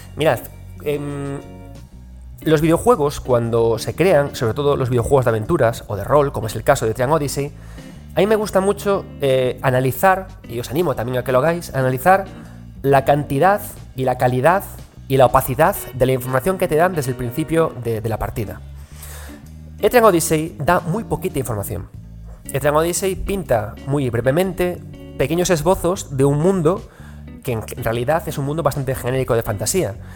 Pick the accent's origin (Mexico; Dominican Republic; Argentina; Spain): Spain; Galicia; como buen gallego